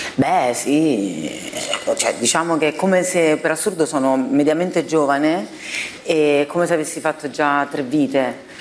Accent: Rome, Lazio, Italy; moved away as an adult; also born or lived in Apulia; la prima infanzia e adolescenza, quindi sicuramente dove sono cresciuta a Roma, poi sono andata via presto di casa, a 19 sono andata a vivere da sola a, eh, certo. in Puglia

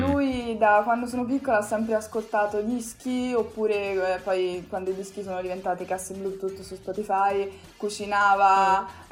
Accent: Italy; first language Italian; l'Italia è comunque il mio paese, l'italiano è la mia lingua

